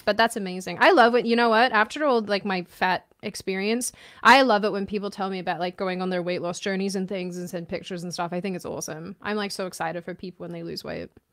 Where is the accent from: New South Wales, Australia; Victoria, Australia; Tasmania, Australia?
Victoria, Australia; now in United States; growing up in Australia